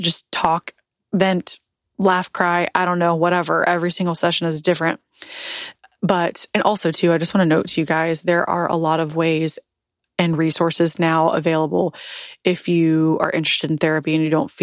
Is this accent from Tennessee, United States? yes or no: yes; Tennessee, United States; moved away as an adult; also born or lived in Nashville; now in Florida, United States; I'm born and raised in Tennessee. That's my home. That's my state.